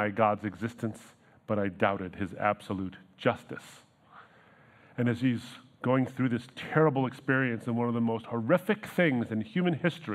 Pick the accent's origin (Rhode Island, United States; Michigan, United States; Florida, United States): Michigan, United States; Troy; We grew up in Troy